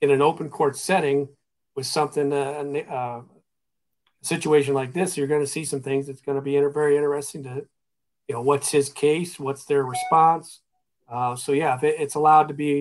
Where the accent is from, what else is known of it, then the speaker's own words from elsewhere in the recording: Ohio, United States; moved away as an adult; now in Minnesota, United States; I'm from Ohio